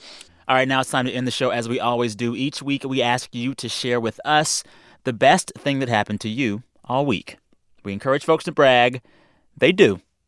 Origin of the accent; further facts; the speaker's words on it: Texas, United States; As a Texan